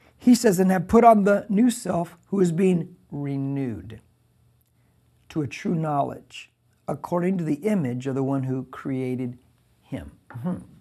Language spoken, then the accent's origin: English; United States; I'm an American. Because I'm an American citizen